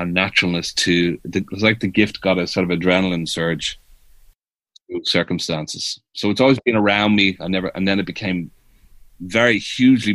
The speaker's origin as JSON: {"language": "English", "town": "Dublin", "region": "Leinster", "country": "Ireland", "tie": "born or raised there", "also_born_or_lived": "New York City, United States", "moved": "as an adult", "said": "I'm from Ireland"}